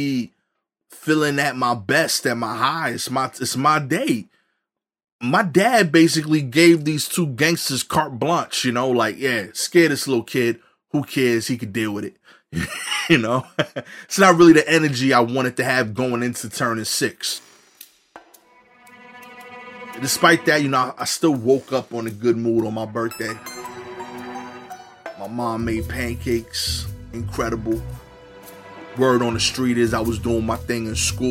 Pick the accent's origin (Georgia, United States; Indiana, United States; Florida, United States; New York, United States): New York, United States; New York City; growing up in East New York